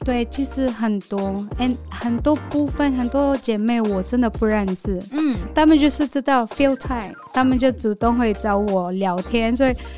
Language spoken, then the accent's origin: Chinese; Philippines; first language Filipino; Chinese is a second language; moved away as an adult; now in Taiwan; I'm from Philippines.